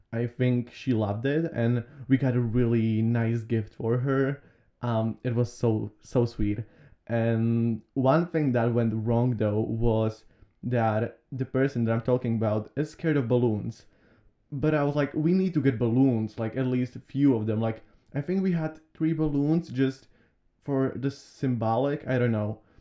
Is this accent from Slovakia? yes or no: yes; Slovakia; I was born here in Slovakia.